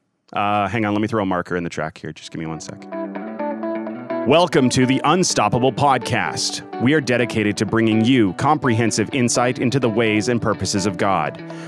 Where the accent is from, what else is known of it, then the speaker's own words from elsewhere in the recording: Canada; now in United States; I'm Canadian.